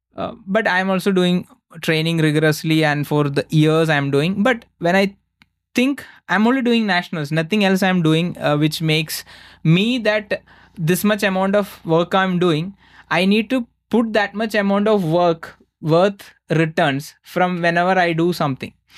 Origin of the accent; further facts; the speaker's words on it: India; I'm from India